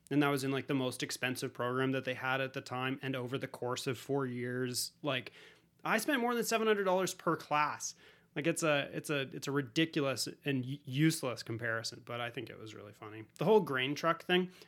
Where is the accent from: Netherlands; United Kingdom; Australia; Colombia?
Colombia; You know, I'm from Colombia, let's do it.